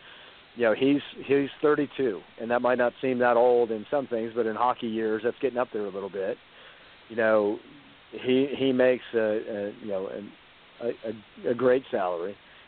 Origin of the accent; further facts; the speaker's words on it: Boston, Massachusetts, United States; also born or lived in Washington, D.C., United States; I grew up in Boston and D.C., and I've been going to Caps games every year.